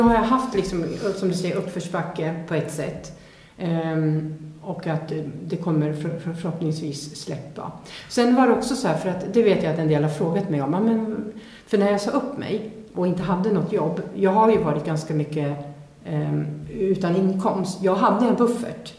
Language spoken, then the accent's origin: Swedish; Sweden; jag är född svensk, jag kan språket